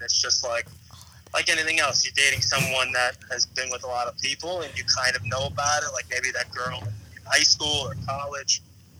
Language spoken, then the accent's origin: English; New York City, New York, United States; I grew up in Brooklyn.